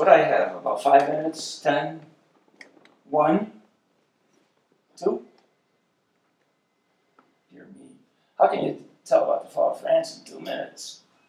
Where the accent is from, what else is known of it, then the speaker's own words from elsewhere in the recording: Ireland; My favorite color was green. I'm Irish.